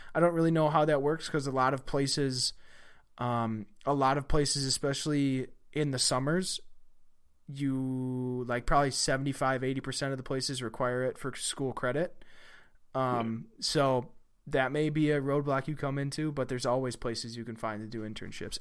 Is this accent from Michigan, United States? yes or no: no; Wisconsin, United States; I'm from Wisconsin